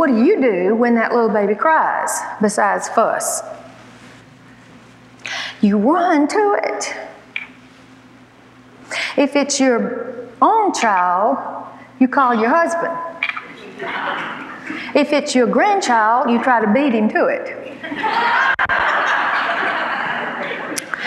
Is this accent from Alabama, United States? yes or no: yes; Alabama, United States; I was born and raised in Alabama